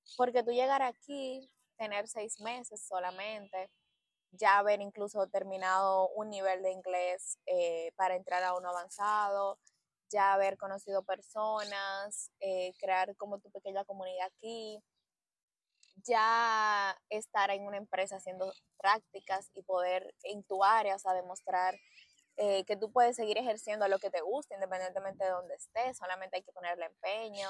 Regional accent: Dominican Republic; moved away as an adult; now in Barcelona, Spain; nosotros como dominicanos

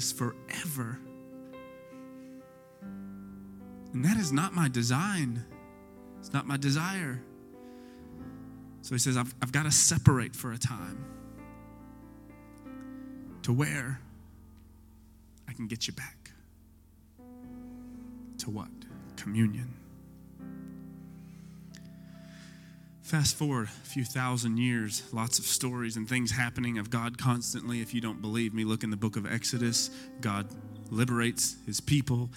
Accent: Texas, United States; we're Texan

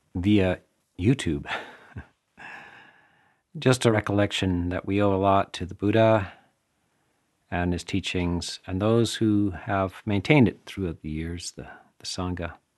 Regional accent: Canada; I'm from Canada

